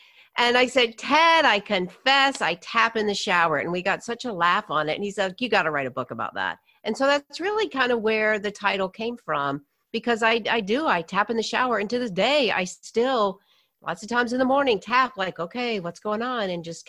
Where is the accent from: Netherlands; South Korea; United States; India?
United States; the South; born or raised there; moved away as an adult; also born or lived in New York